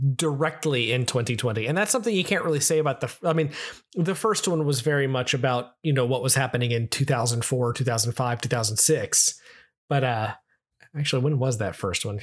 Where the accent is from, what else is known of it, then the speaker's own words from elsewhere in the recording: United States; I'm American